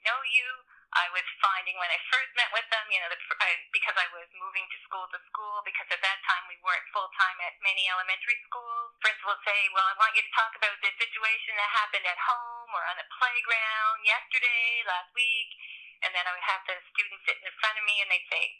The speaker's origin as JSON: {"language": "English", "area": "Cape Breton", "region": "Nova Scotia", "country": "Canada", "tie": "born or raised there", "moved": "as an adult", "lives_now": "Sackville, Canada", "said": "I grew up in Cape Breton"}